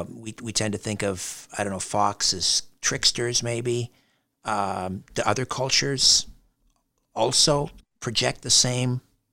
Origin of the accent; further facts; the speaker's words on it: United Kingdom; And being British, I tend to, you know, shove everything down deep inside until it's compounded like a hard diamond.